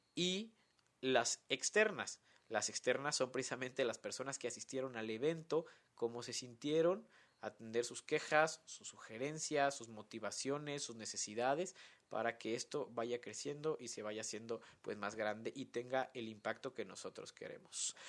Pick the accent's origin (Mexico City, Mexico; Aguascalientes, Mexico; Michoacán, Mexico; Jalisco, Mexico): Michoacán, Mexico; Morelia; aquí en mi ciudad natal de Morelia